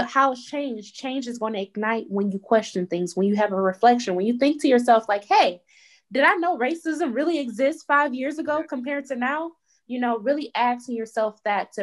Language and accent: English; Detroit, Michigan, United States; I am from Detroit, Michigan. I always stayed in Detroit